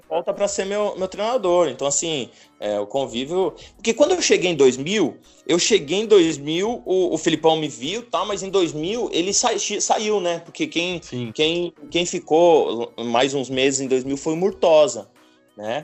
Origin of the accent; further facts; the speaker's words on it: Céu Azul, Paraná, Brazil; moved away; also born or lived in São Paulo; eu sou do Paraná, famílias uhum. é, tradicionais gaúchas.